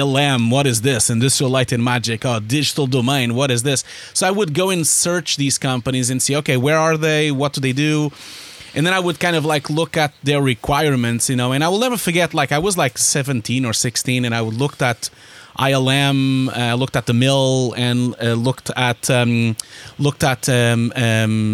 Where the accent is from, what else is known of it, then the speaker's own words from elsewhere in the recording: Porto, Norte, Portugal; moved away as an adult; also born or lived in Lisbon, Portugal; I'm Portuguese originally. I was born in Porto and I lived in Lisbon for a long time